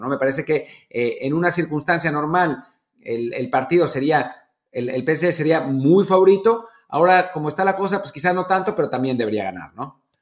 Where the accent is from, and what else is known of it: Mexico